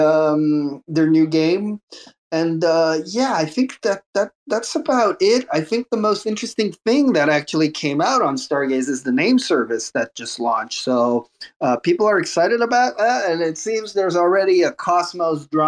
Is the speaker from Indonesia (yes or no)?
no; Canada; I'm Canadian